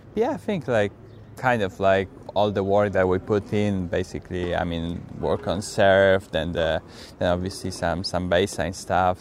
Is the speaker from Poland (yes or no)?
yes; Poland; I'm from Poland